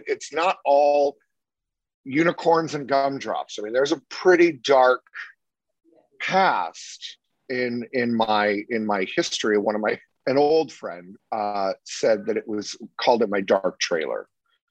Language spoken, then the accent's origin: English; San Jose, California, United States; also born or lived in Salem, Oregon; I grew up in San Jose, Cupertino, San Rafael, so South Bay